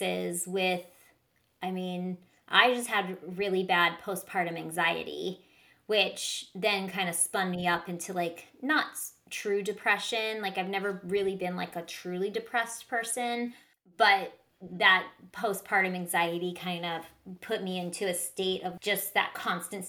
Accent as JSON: {"language": "English", "region": "Southern California", "country": "United States", "tie": "born or raised there", "said": "I grew up in Southern California"}